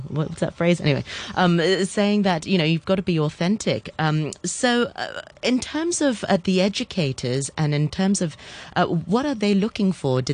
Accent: Hong Kong; I was born and bred in Hong Kong

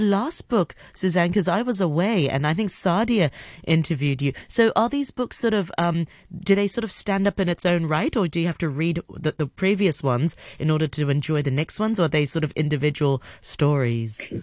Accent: Hong Kong; I'm from Hong Kong. I'm born and raised here.

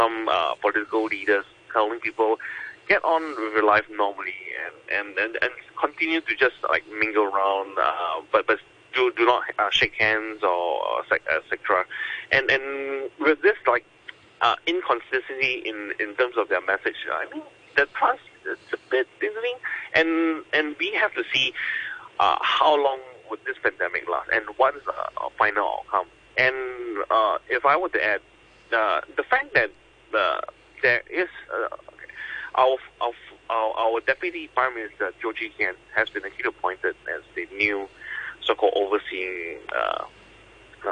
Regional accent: Singapore; as a Singaporean

